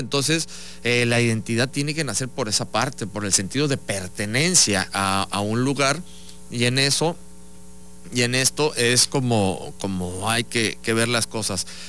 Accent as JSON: {"language": "Spanish", "region": "Veracruz", "country": "Mexico", "said": "tener esta identidad como veracruzano nos lleva a querer mucho más nuestra ciudad, nuestro estado"}